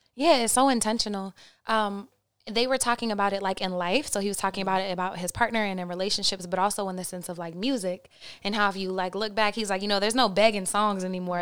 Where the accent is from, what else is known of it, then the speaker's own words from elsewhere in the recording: Oklahoma, United States; I'm from Oklahoma